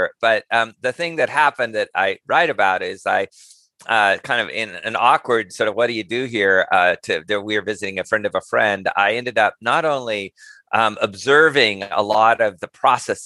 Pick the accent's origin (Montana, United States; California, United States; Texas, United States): Montana, United States; rural; moved away as an adult; I'm American, obviously, was somewhat lucky in the sense that I was born in and raised in a very small ranching community in rural Montana